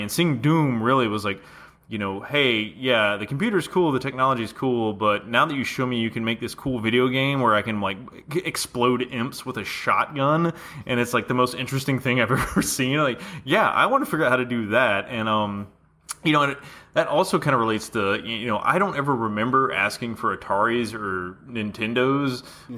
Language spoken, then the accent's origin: English; Atlanta, Georgia, United States; we're all from Atlanta, you know, originally